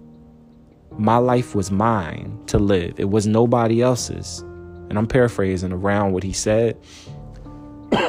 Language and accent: English; Philadelphia, Pennsylvania, United States; I'm from originally from Philadelphia